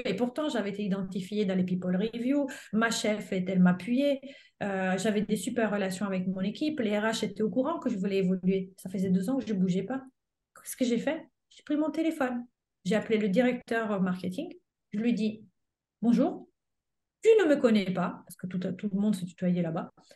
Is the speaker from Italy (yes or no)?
yes; Italy; French is a second language; moved away as an adult; now in France; j'avais passé mon bac en Italie